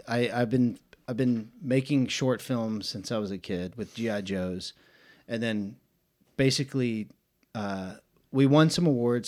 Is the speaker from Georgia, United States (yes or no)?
yes; Atlanta, Georgia, United States; moved away as an adult; now in Chattanooga, United States; I'm from Atlanta, Georgia, born and raised